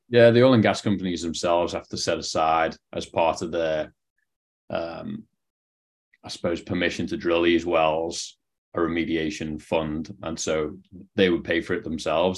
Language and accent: English; Liverpool, North West England, United Kingdom; moved away as an adult; also born or lived in Canada; now in San Diego, United States; you can probably tell from the accent, not from San Diego, where I'm based now um, from Liverpool, England, or just outside it